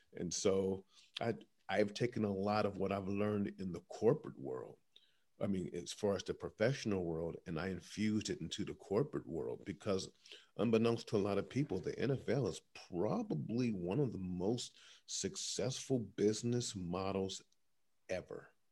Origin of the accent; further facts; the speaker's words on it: Columbus, Ohio, United States; my hometown, Columbus, Ohio